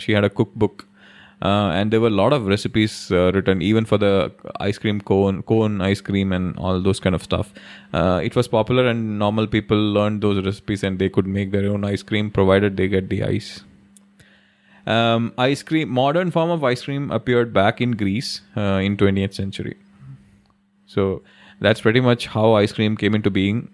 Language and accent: English; Delhi, India; When we were kids in Delhi, when we were growing up in Delhi